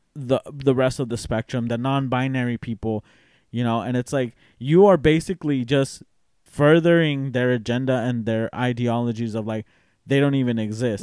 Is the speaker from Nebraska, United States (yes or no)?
no; Tennessee, United States; I'm from Tennessee